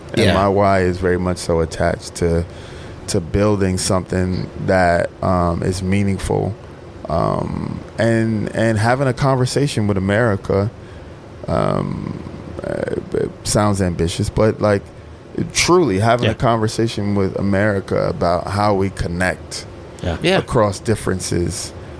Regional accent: Mississippi, United States; I'm a communitarian. I'm from Mississippi. I like being in little hole-in-the-wall fish shacks that are the best restaurants on the planet.

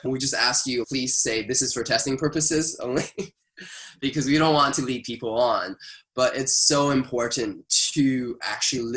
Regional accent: Canada; as a Canadian

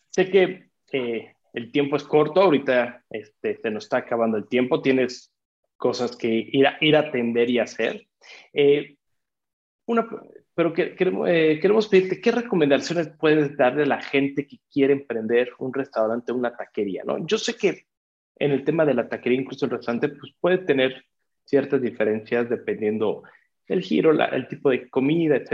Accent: Mexico City, Mexico; now in Querétaro, Mexico; yo cuando yo vengo del DF, cuando llegué a Querétaro y de repente empecé a ir a taquerías

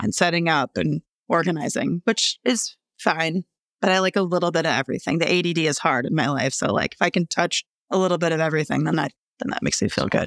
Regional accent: Rosemount, Minnesota, United States; also born or lived in Melrose, Minnesota; I grew up in the suburbs in Rosemount.

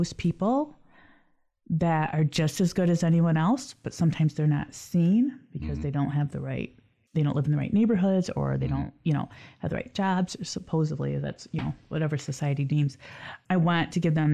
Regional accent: Lansing, Michigan, United States; Lansing's my hometown

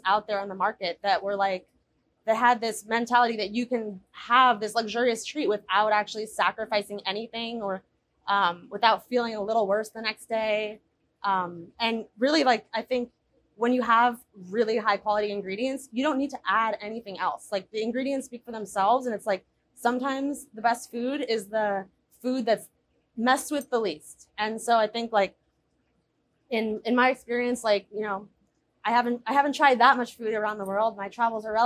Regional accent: New York, United States; moved away; also born or lived in Berlin; growing up in New York

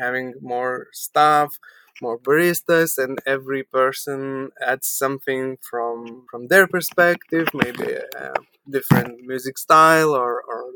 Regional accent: Vilnius, Vilnius County, Lithuania; we are from Lithuania, from Vilnius, capital of Lithuania

